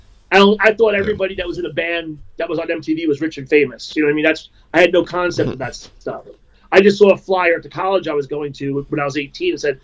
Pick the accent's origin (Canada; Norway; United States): United States; New York; moved away as an adult; also born or lived in Long Island; I grew up in New York, and, I moved here in 94